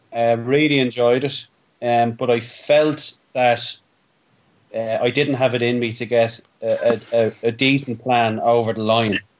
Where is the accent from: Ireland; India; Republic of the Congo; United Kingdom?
Ireland; as Irish people